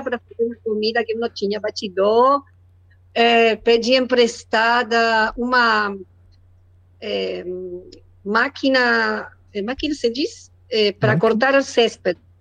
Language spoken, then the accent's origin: Portuguese; Argentina; Portuguese is a second language; now in Chubut, Argentina; eu sou argentina, moro na Patagônia